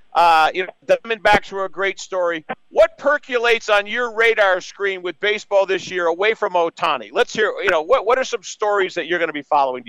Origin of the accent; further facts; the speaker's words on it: Boston, Massachusetts, United States; I'm from the Boston area